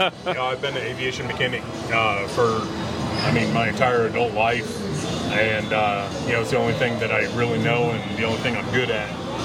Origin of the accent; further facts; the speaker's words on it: Texas, United States; moved away as an adult; now in Key West, United States; I originally am from Texas, and I live here in beautiful Key West.